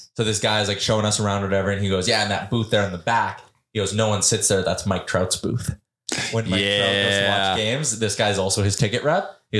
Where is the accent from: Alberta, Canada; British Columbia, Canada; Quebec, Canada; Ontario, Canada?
Alberta, Canada; Edmonton; Where are you from? Edmonton.